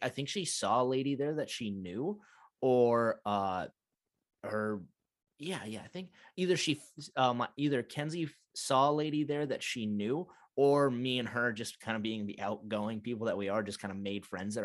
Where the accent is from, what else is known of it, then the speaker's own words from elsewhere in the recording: United States; also born or lived in Montana / North Dakota; I'm being from Montana, North Dakota